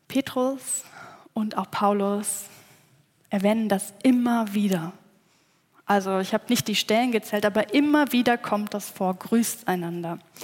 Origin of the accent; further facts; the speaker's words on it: village between Cologne and Bonn, North Rhine-Westphalia, Germany; moved away; Ich bin gebürtige Rheinländerin. Aufgewachsen bin ich in einem kleinen